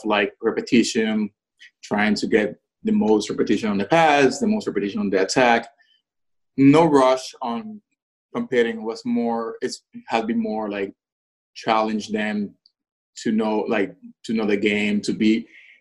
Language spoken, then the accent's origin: English; Puerto Rico; moved away; I'm Puerto Rican, born and raised in Puerto Rico